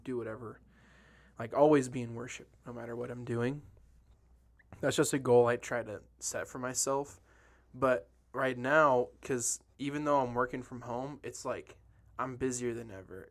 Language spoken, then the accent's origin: English; Detroit, Michigan, United States; moved away; I grew up in Detroit when I was a kid